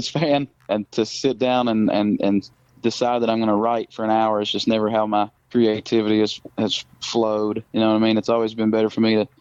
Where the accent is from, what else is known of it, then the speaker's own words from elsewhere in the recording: Castlewood, Virginia, United States; we have to tell people we're from Bristol or Johnson City